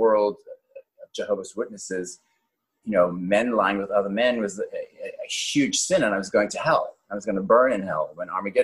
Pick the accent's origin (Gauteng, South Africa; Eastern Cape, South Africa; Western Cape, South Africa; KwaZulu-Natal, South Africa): Western Cape, South Africa; Cape Town; moved away as an adult; also born or lived in Johannesburg, South Africa; now in New York City, United States; I was born in Johannesburg, South Africa, and I grew up in Cape Town, and then I went back to Johannesburg to finish my high school